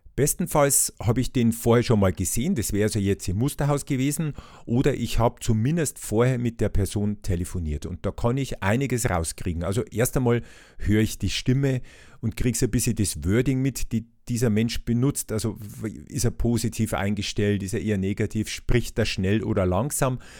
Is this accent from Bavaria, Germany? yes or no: yes; Bavaria, Germany; bei uns in Bayern